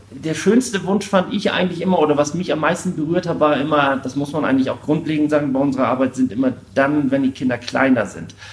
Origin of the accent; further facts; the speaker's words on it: Jevenstedt, Schleswig-Holstein, Germany; ich komme aus Jevenstedt, bin 42 Jahre alt.